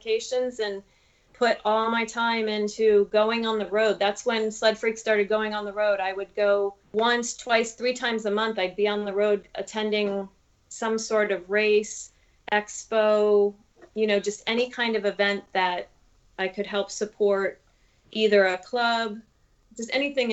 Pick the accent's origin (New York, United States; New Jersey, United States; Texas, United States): New York, United States; Buffalo; I grew up in Buffalo